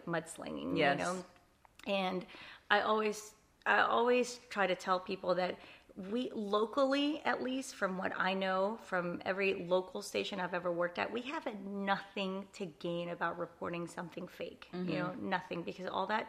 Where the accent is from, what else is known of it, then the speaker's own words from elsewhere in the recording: New Orleans, Louisiana, United States; first language Spanish; English is a second language; moved away as an adult; also born or lived in Honduras / Biloxi, Mississippi / Jackson; now in Corpus Christi, United States; I grew up in New Orleans.